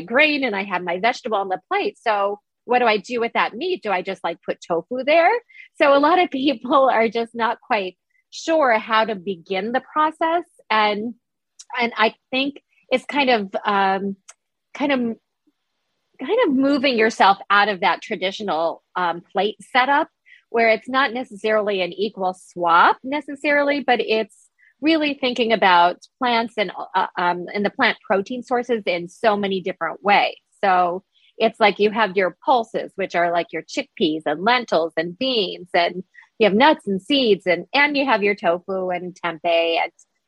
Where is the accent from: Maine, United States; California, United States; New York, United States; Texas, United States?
New York, United States; I'm a New Yorker